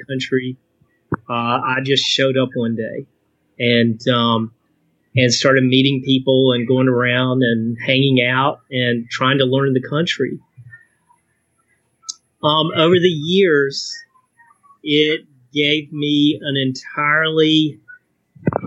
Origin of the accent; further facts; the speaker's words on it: Eastern North Carolina, United States; now in Dallas, United States; growing up in Eastern North Carolina, I mean, military people are, you know, they're all over the place